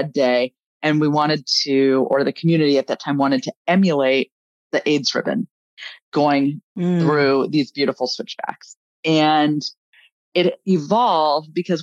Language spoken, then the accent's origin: English; Southern California, United States; I grew up in Southern California. I've lived in Northern California most of my adult life.